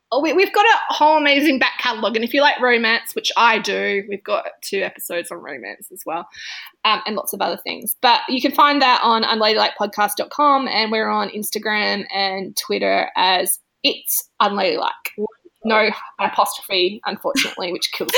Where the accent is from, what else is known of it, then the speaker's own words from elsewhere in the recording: country South Australia, Australia; moved away as an adult; also born or lived in Adelaide; now in Melbourne, Australia; I'm from Adelaide. I'm from country South Australia